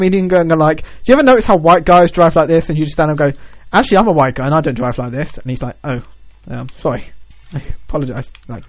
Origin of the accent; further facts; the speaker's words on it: United Kingdom; I'm British.